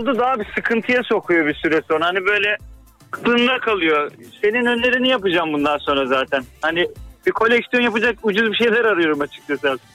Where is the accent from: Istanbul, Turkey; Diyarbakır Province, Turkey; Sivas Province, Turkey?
Istanbul, Turkey